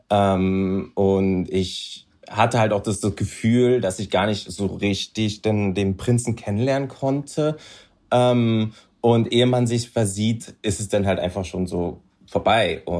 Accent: Berlin, Germany; naja, also ich bin äh, waschechter Berliner, äh, hier groß geworden, knusprige 30 Jahre alt

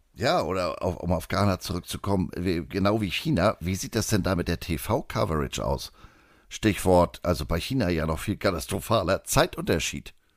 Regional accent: Germany; wir als Deutsche

